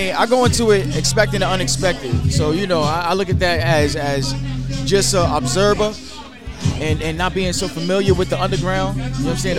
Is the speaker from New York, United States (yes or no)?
yes; New York, United States; now in Detroit, United States; I'm from New York. New York, yeah.